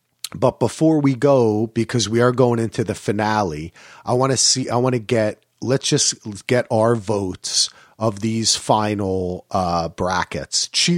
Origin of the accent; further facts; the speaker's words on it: New Jersey, United States; You know, growing up in Jersey and spending so much time in New York, there's so many Hasidic people.